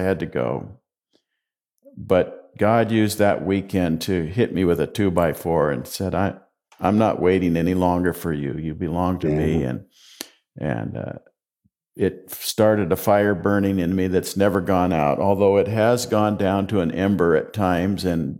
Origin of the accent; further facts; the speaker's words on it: Longview, Washington, United States; also born or lived in Gladstone, Oregon; I grew up mostly in Longview, Washington, and then graduated from high school down in Gladstone, Oregon, which is a suburb of Portland.